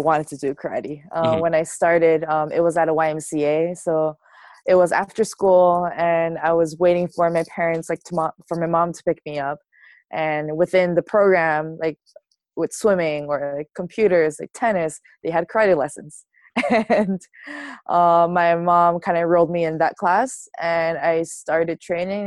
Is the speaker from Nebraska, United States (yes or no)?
no; Hawaii, United States; I'm very fortunate and lucky to be like grew up there